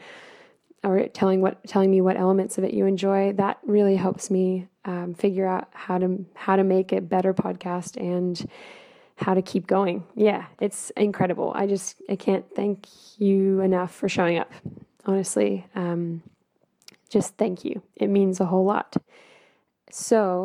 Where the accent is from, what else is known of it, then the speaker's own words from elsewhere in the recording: United States; moved away; being an American living overseas.